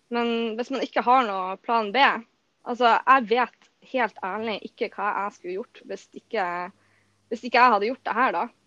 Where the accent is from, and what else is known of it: Bodø, Nordland, Norway